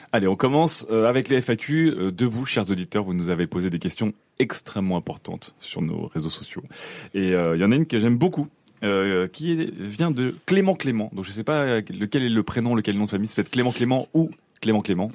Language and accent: French; Paris suburbs, Île-de-France, France; je suis né à Paris, j'ai grandi en banlieue